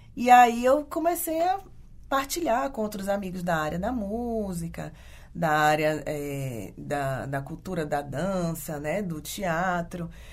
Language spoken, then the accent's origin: Portuguese; Ilhéus, Bahia, Brazil; moved away as an adult; now in Porto Alegre, Brazil; eu sou nascida e criada em Ilhéus, no interior é, sul da Bahia